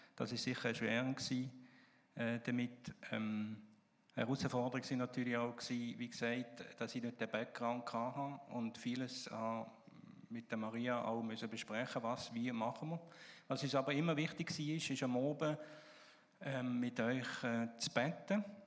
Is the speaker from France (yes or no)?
yes; Alsace, Grand Est, France; Ich bin übrigens im Elsass aufgewachsen